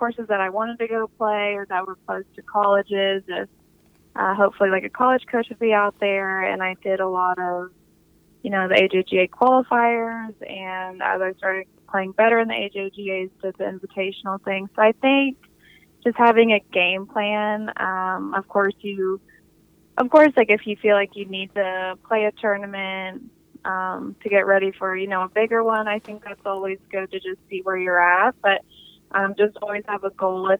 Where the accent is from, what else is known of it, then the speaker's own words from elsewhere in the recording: Texas, United States; I'm from Texas